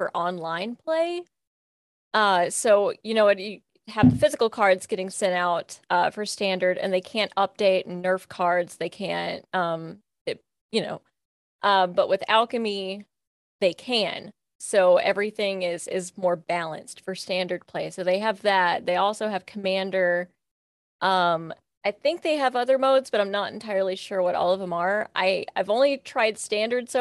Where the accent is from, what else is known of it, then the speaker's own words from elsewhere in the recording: Kentucky, United States; I'm from Kentucky and from a small Kentucky town